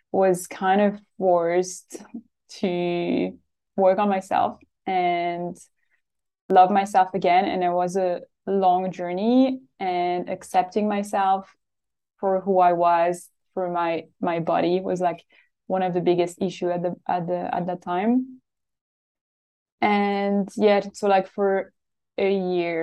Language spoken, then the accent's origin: English; Switzerland; now in Australia; I am from Switzerland and I live in Australia.